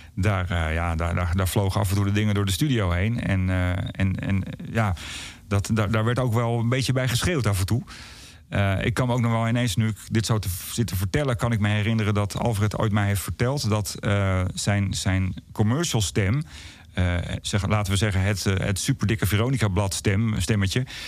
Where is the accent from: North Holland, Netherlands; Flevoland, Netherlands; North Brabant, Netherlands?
North Holland, Netherlands; Blaricum; vanuit Blarikum, waar ik ben opgegroeid